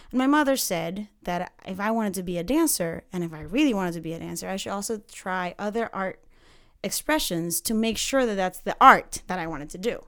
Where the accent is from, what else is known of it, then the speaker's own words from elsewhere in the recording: Panama City, Panama; moved away; I am from Panama City, Central America